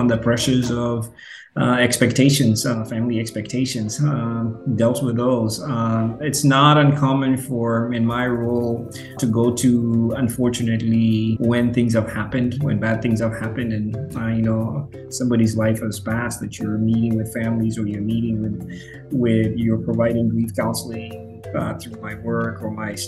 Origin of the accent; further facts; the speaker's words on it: Western Kenya, Kenya; moved away as an adult; also born or lived in St. Louis, Missouri / Indianapolis / Albuquerque, New Mexico; now in Seattle, United States; I'm from Western.